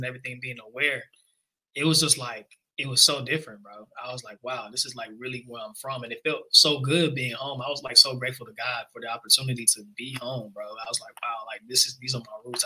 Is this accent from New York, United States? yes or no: no; Memphis, Tennessee, United States; moved away; also born or lived in New Orleans; I'm a Nigerian rap artist from the great city of Memphis